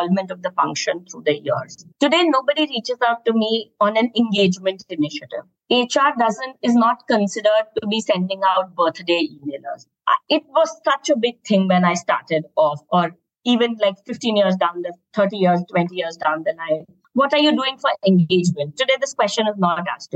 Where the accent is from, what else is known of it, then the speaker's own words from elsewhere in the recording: Lucknow, Uttar Pradesh, India; moved away; also born or lived in Bangalore / Mumbai / Goa; I come from Lucknow. I've worked in Bangalore and Bombay. I studied in Goa.